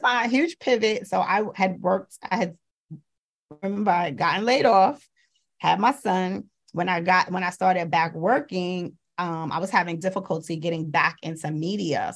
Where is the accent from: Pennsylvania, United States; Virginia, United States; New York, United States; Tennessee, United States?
New York, United States; New York City; I'm also from Brooklyn.